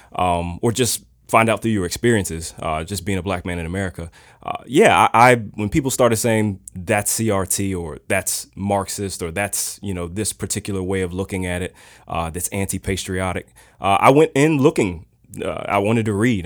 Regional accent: Richmond, Virginia, United States; Richmond native, both myself and my wife, Tiffany

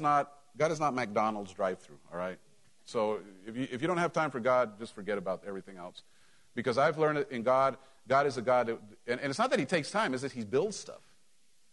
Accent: Mexico; moved away; when I grew up in Mexico

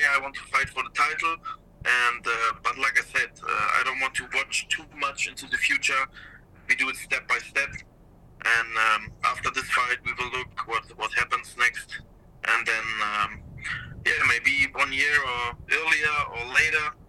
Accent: Germany; come to Germany to fight in my hometown

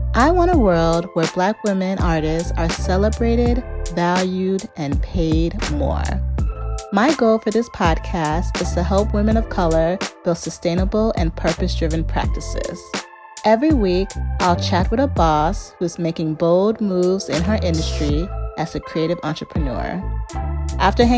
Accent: the suburbs of Chicago, Illinois, United States; born or raised there

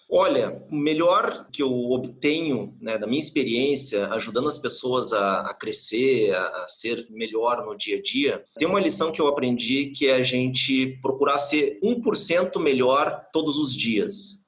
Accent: Porto Alegre, Rio Grande do Sul, Brazil; also born or lived in California; eu sou natural de Porto Alegre, vivo aqui em Porto Alegre

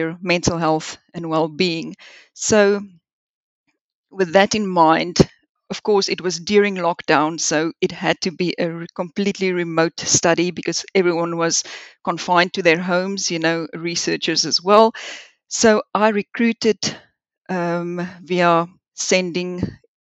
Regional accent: South Africa; moved away as an adult; also born or lived in Liverpool, United Kingdom / Swansea, United Kingdom; now in United Kingdom; I grew up in South Africa

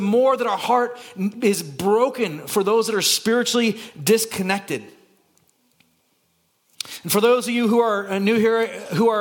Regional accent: Santa Cruz, California, United States; now in Burbank, United States; I'm from Santa Cruz. That movie is filmed in my hometown.

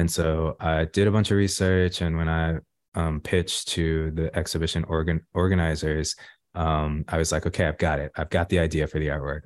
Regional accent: Los Angeles, California, United States; growing up in South Central Los Angeles

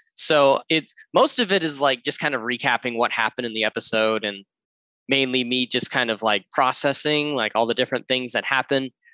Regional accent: Georgia, United States; moved away as an adult; also born or lived in San Fernando Valley, California; now in Los Angeles, United States; I am from the East Coast, the lovely southern state of Georgia

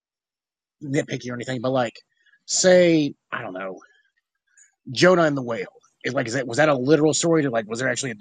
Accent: the South, United States; I grew up in the South, so I was always around Baptists and stuff

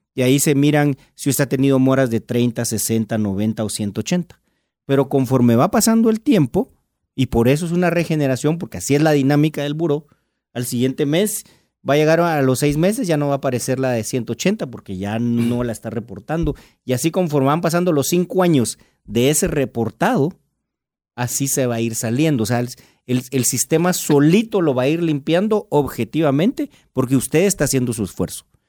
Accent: Guatemala; mi labor como guatemalteco

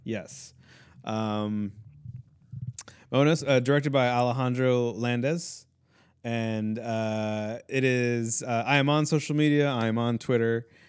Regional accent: Chicago, Illinois, United States; I was born here

